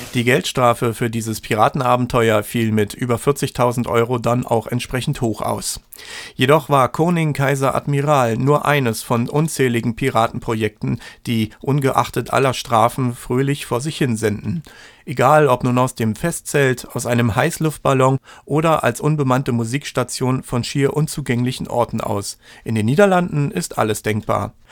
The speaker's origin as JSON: {"language": "German", "area": "the East", "region": "eastern Germany", "country": "Germany", "said": "bei uns im Osten"}